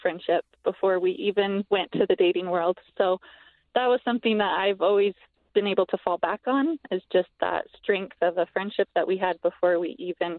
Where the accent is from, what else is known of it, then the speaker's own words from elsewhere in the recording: Ogden, Utah, United States; I was born and raised in Ogden, Utah, and I have just always loved it here.